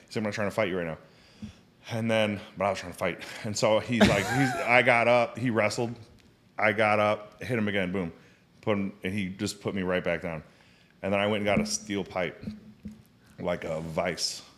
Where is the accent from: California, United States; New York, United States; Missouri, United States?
Missouri, United States; St. Louis; also born or lived in England / Arizona / China; My dad was in the military. I was born in England. And I, um, moved in, I was in England. We moved to Arizona. And then, uh, moved to Saint Louis